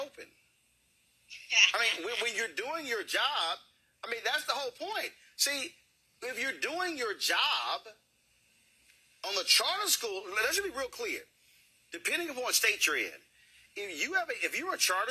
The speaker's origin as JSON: {"language": "English", "town": "Houston", "region": "Texas", "country": "United States", "tie": "born or raised there", "also_born_or_lived": "Chicago", "moved": "yes", "said": "I grew up in Clinton Park in Houston."}